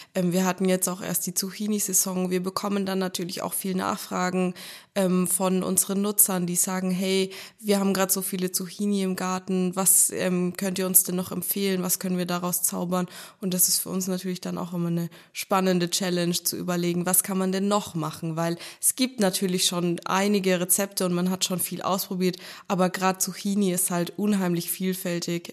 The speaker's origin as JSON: {"language": "German", "area": "Franconia", "region": "Bavaria", "country": "Germany", "tie": "born or raised there", "said": "ich bin selbst in Franken geboren und aufgewachsen, meine ganze Verwandtschaft ist von hier"}